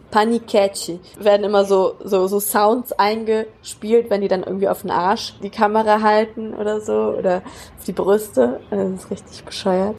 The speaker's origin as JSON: {"language": "German", "country": "Germany", "moved": "yes", "lives_now": "Brazil", "said": "als Deutsche"}